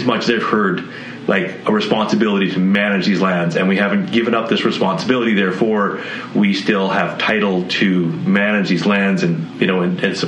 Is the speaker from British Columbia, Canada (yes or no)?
yes; British Columbia, Canada; we as British Columbians